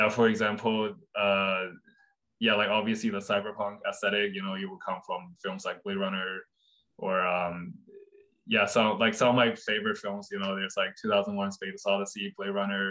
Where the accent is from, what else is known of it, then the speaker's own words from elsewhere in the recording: Fuzhou, Fujian, China; my hometown in China, Fuzhou